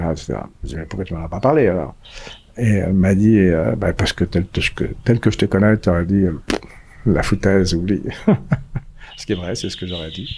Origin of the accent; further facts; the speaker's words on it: Paris, Île-de-France, France; moved away as an adult; also born or lived in Zurich, Switzerland; now in Auroville, India; je suis parisien